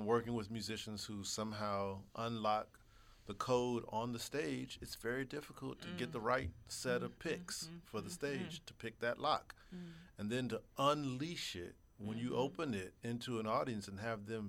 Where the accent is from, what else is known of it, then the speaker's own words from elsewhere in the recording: Texas, United States; I'm Texan.